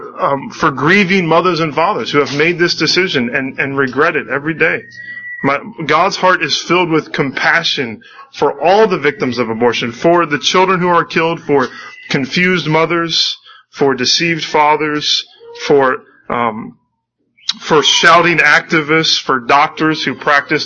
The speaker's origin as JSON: {"language": "English", "country": "United States", "said": "I am an American citizen"}